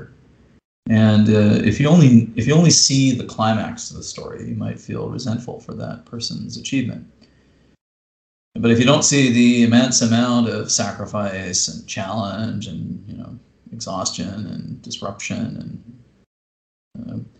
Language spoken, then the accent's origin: English; Canada; me as a Canadian poet